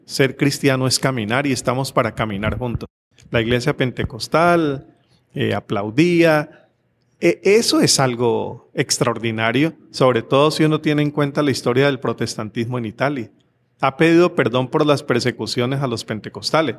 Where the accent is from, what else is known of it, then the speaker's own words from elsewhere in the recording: Cali, Valle del Cauca, Colombia; estamos precisamente en Cali, ciudad donde yo nací y fui monaguillo en dos iglesias